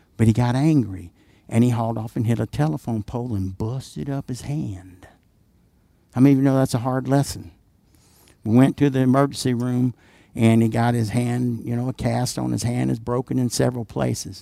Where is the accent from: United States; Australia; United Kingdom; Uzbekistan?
United States; the South; I'm from the South